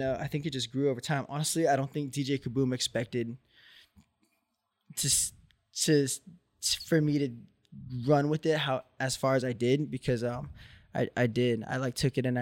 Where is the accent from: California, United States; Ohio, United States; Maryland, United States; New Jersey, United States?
California, United States; Orange County; I was from Orange County